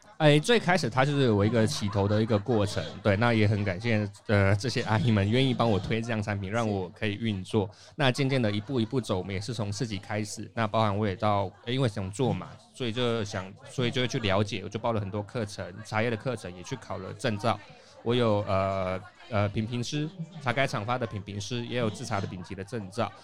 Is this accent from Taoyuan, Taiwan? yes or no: yes; Taoyuan, Taiwan; 本身土生土长的桃园人